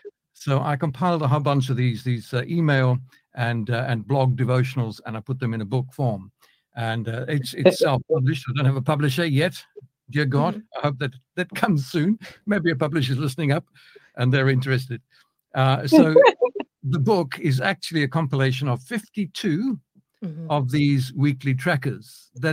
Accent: Johannesburg, Gauteng, South Africa; now in United Kingdom; I wasn't born in Britain. I was born in South Africa, so you might pick up a bit of a mix in the accent over here. Born in Johannesburg, South Africa, quite a few years ago, I'll add. We moved to the UK in 1996

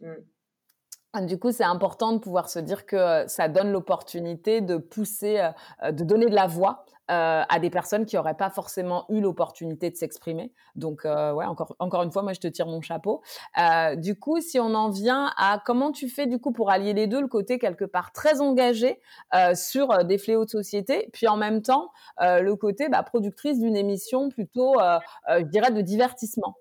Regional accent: Guinea; nous allons en Guinée-Conakry, dans mon pays d'origine

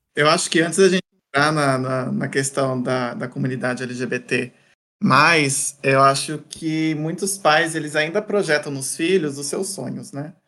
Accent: Santa Cruz do Rio Pardo, São Paulo, Brazil; moved away as an adult; also born or lived in Viçosa, Minas Gerais; now in São Paulo, Brazil; Minha cidade natal chama Santa Cruz do Rio Pardo, que é interior de São Paulo.

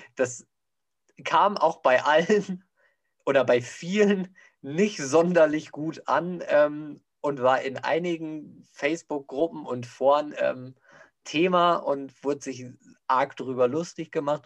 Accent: Bavaria, Germany; bei uns in Bayern

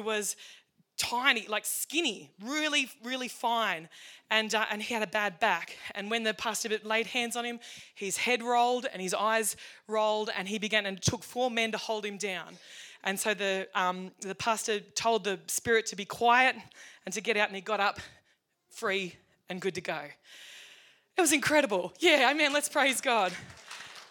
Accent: Cowra, New South Wales, Australia; from Bennett Springs, Cowra, Reed's Flat Road

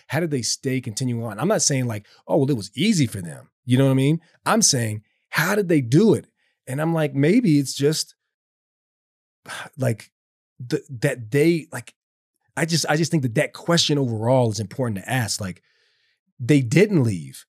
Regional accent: the South, United States; me growing up in the South

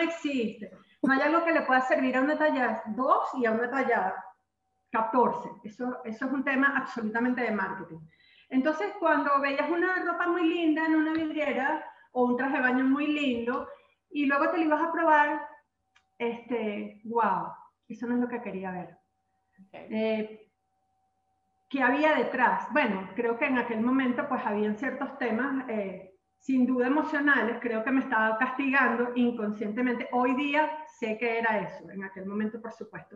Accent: Venezuela; aquí en mi país, Venezuela

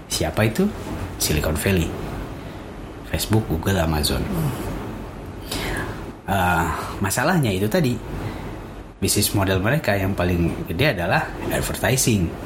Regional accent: Tasikmalaya, West Java, Indonesia; now in Jakarta, Indonesia; mungkin yang mungkin masih terjaga kampung saya di Tasik itu Tasik, masih

